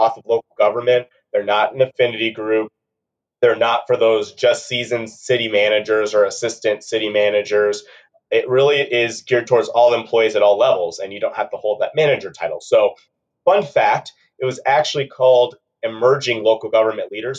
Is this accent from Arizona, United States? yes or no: yes; Peoria, Arizona, United States; also born or lived in Brandon, Florida / Seattle, Washington; I was raised out here in the Phoenix, Arizona area